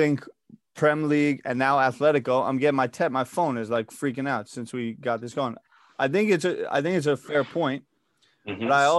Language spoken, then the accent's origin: English; United States; I my mother's Danish, and she hates American pro sports. I'm an American, right?